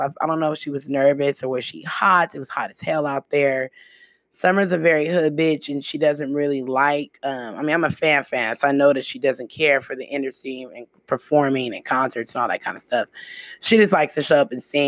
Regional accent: the Bay Area, California, United States; I'm from the Bay

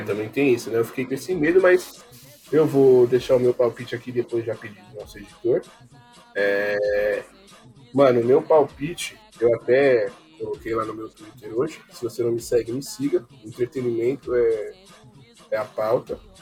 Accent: Brazil; eu sou brasileiro

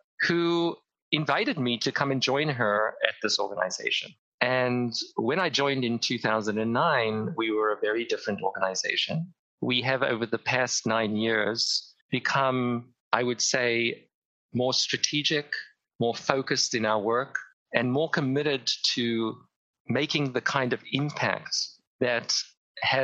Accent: Cape Town, Western Cape, South Africa; moved away; I grew up in Cape Town, South Africa at the height of the apartheid regime

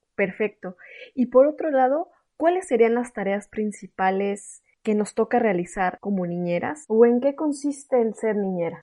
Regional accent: Mexico; moved away; soy una mexicana en el extranjero

